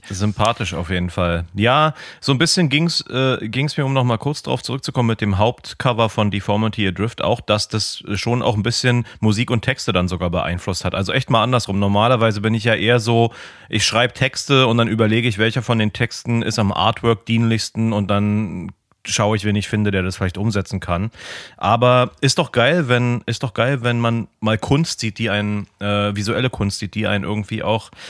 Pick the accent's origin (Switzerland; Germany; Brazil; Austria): Germany; wo ich das erste Mal auch schon so als, als Piefke irgendwie wo ich genau hingeguckt habe irgendwie.